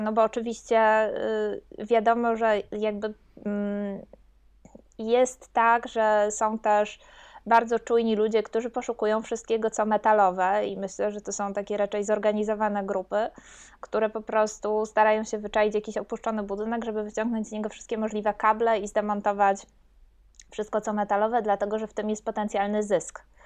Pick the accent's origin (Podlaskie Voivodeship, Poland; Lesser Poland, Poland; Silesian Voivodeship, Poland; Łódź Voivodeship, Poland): Silesian Voivodeship, Poland; pochodzę ze Śląska